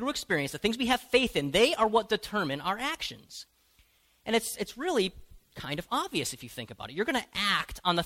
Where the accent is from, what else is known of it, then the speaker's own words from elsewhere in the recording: United States; as American Christians